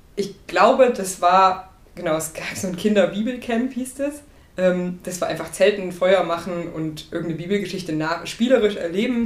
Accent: Burgscheidungen, Saxony-Anhalt, Germany; moved away; ich komme aus Burg Scheidungen. Das ist nicht so weit weg von Laucha

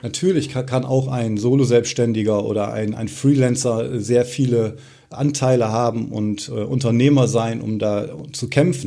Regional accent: near Osnabrück, Lower Saxony, Germany; moved away as an adult; Ich selbst komme gebürtig auch äh, aus der Nähe von Osnabrück, aus einem kleinen äh, Örtchen

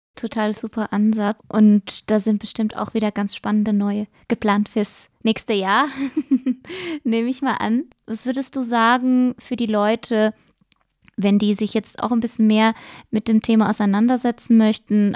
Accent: Switzerland; Bei uns in der Schweiz

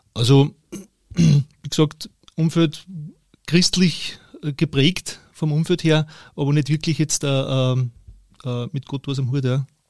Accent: Steyr, Upper Austria, Austria; Ich bin in Steyr geboren, und in der Nähe aufgewachsen

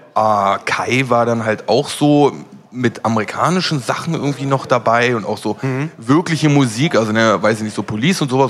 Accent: Berlin, Germany; also ich bin in Schöneberg groß geworden

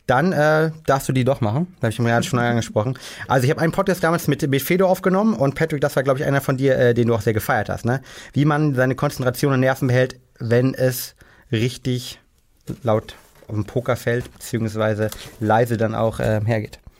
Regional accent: Rosenheim, Bavaria, Germany; Als Bayer weiß man das natürlich, dass ein Unterschied ist halt, ja. Also genau, also in einem kleinen Vorort äh, vor äh, München, in Rosenheim.

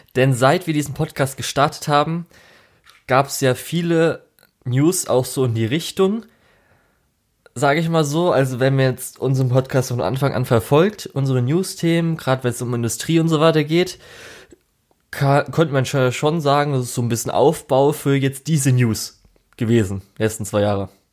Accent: Germany; Bei uns in Deutschland

